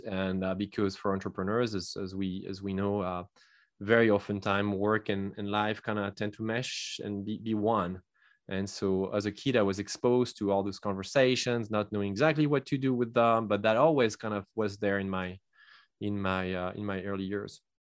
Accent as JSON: {"language": "English", "country": "France", "second_language": "English", "moved": "as an adult", "lives_now": "United States", "said": "I'm not originally from the U S. I come from France, and I immigrated here in two thousand eight."}